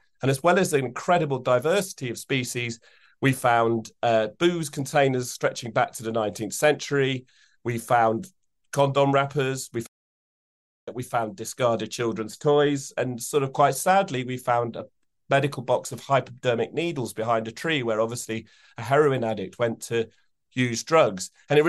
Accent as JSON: {"language": "English", "area": "Epping Forest", "region": "East of England", "country": "United Kingdom", "said": "because we come from Epping Forest."}